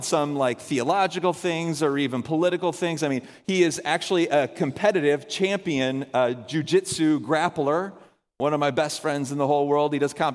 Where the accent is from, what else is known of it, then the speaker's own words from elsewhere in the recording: the South, United States; moved away; we're all from the South, so we all have big families.